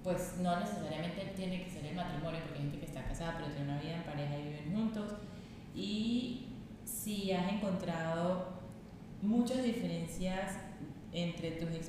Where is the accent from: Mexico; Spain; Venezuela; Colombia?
Venezuela; soy venezolana, tengo 28 años